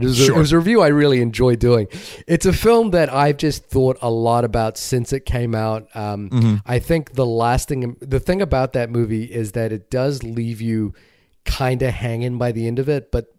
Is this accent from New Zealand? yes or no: yes; New Zealand; I'm obviously have some particular affection for it because I saw it in my home country, and it's about my home country